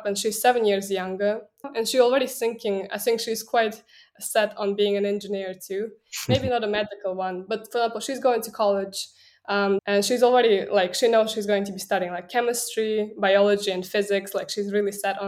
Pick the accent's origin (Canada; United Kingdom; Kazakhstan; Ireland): Kazakhstan; moved away; also born or lived in United States; I grew up in Kazakhstan